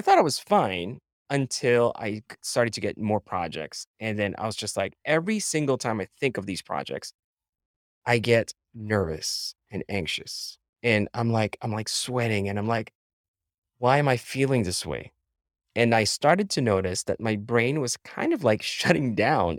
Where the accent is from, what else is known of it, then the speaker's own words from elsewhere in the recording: Philippines; moved away as an adult; now in United States; I was born and raised in the Philippines